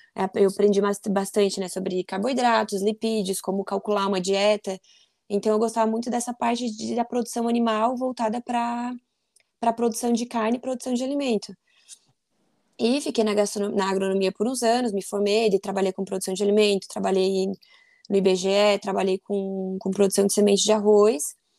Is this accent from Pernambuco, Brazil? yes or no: no; Forquilhinha, Santa Catarina, Brazil; eu sou de Forquilinha, Santa Catarina, uma cidade pequenininha